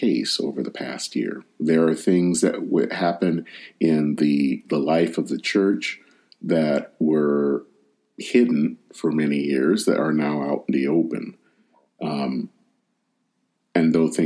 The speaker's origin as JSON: {"language": "English", "region": "Michigan", "country": "United States", "tie": "born or raised there", "said": "my home state of Michigan"}